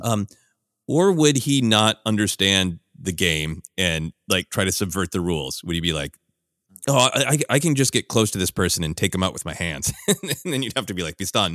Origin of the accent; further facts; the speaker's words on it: Minneapolis, Minnesota, United States; now in Los Angeles, United States; I live in Los Angeles now, but I grew up in Minneapolis